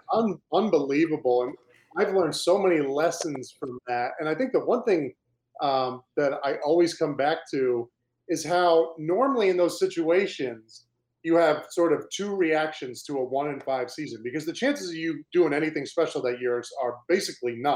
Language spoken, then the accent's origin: English; Cape Cod, Massachusetts, United States; growing up in Cape Cod, Massachusetts.